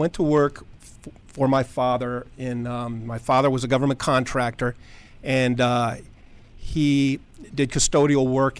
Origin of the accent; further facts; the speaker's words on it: Tucson, Arizona, United States; Tucson, Arizona.